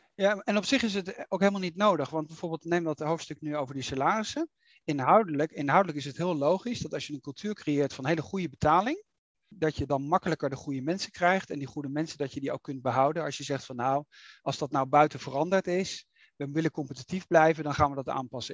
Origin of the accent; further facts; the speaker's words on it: Netherlands; we gaan er keihard in als Nederlanders